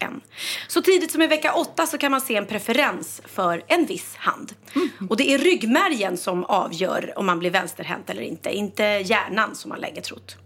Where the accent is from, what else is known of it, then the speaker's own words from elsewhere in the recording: Sweden; jag är svensk